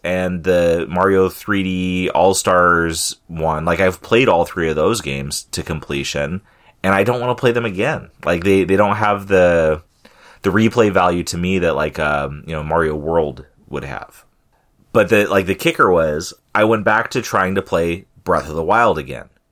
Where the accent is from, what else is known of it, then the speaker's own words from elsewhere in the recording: California, United States; moved away; growing up in California